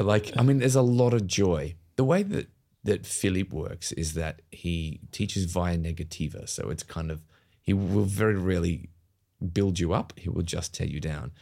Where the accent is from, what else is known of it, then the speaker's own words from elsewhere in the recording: Australia; moved away as an adult; also born or lived in United Kingdom; having moved to the UK as an Australian, as a mm. young actor